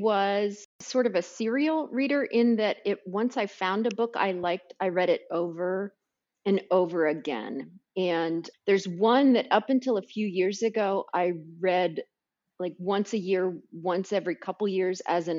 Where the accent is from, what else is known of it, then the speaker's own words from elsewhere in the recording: Xenia, Ohio, United States; You know, I grew up in Xenia, which is a farm town in kind of central Ohio.